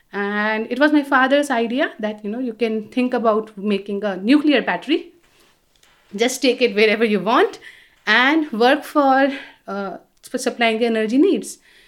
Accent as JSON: {"language": "English", "region": "Delhi", "country": "India", "tie": "born or raised there", "moved": "as an adult", "lives_now": "France", "said": "So I'm originally from India. I was born and brought up in Delhi. I did all my education there"}